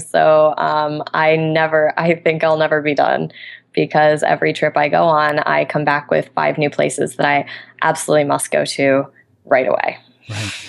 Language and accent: English; Albany, New York, United States; moved away; in my hometown of Albany, New York at the moment.